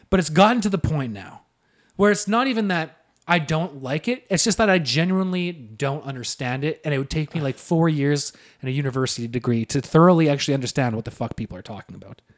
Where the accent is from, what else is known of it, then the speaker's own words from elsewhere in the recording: Selkirk, Manitoba, Canada; we're from Selkirk